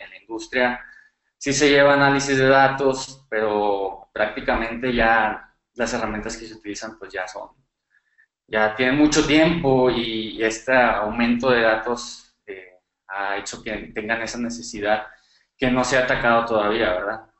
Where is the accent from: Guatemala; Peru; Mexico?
Mexico; northern Mexico; soy, bueno, como lo mencionamos anteriormente, soy de México, del norte del país.